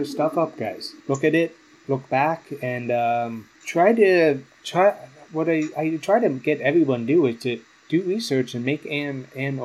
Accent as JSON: {"language": "English", "country": "Canada", "said": "part of my upbringing as a Catholic, and to as a Canadian"}